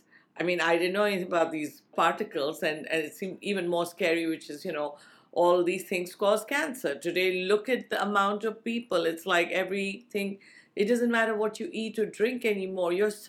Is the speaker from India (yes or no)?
yes; India; I came from India in a culture that we recycle as far as possible